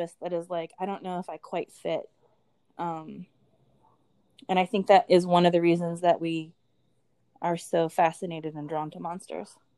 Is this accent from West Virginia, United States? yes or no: yes; West Virginia, United States; I grew up in West Virginia, so Appalachia